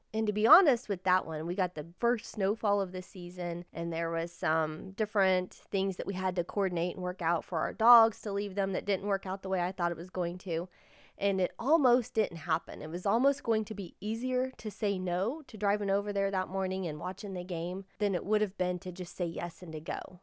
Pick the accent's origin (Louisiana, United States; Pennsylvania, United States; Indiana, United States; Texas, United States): Indiana, United States; we're from Indiana.